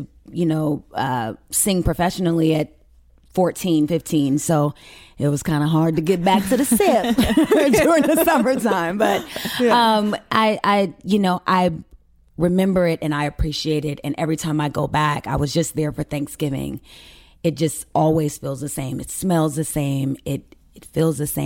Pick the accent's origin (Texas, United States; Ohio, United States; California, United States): California, United States; Carson; also born or lived in Mississippi; I was born there, yes. But we grew up in Carson, California.